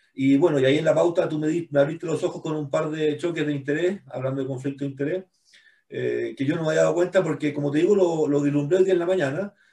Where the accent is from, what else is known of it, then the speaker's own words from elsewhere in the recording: Chile; nosotros no somos isla en Chile, pero tenemos un espíritu bien isleño